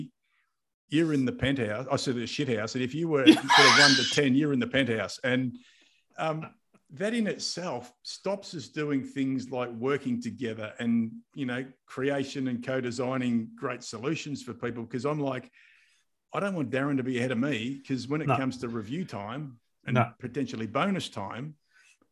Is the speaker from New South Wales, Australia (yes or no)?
no; Mildura, Victoria, Australia; moved away; also born or lived in Adelaide; I grew up in Mildura